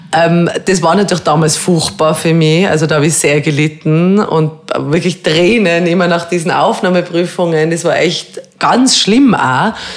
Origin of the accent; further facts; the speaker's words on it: Telfs, Tyrol, Austria; also born or lived in Rum; ich bin ja in Tirol aufgewachsen und habe eigentlich eine sehr schöne Kindheit gehabt